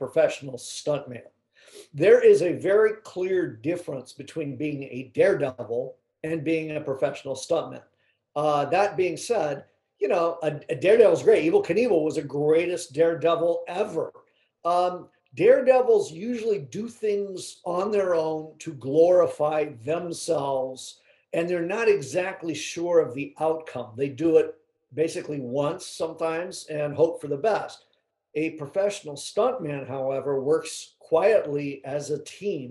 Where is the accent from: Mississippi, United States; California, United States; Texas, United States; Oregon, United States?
California, United States; Los Angeles; born and raised in Southern California, you know, Hollywood, basically